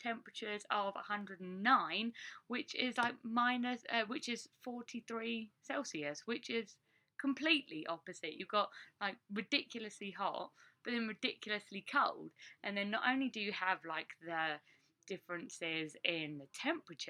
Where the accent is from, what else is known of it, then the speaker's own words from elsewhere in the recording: England, United Kingdom; moved away as an adult; now in United States; as a Brit that's not used to really driving in the snow